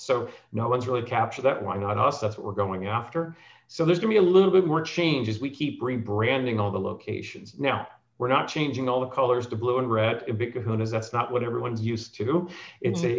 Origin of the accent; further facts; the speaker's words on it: New Jersey, United States; moved away; I grew up in New Jersey